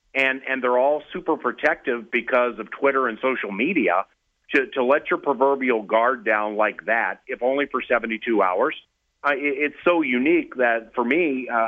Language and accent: English; Washington, District of Columbia, United States; also born or lived in California; now in Minnesota, United States; I am a Washington, D.C. native. So, you know, I grew up in Anacostia in Washington, D.C., which is very close to the site of the old RFK Stadium.